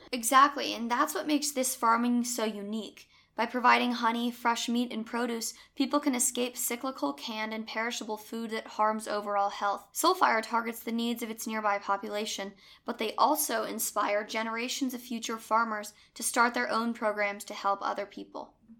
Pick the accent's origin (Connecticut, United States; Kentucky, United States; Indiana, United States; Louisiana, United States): Connecticut, United States; Growing up in Connecticut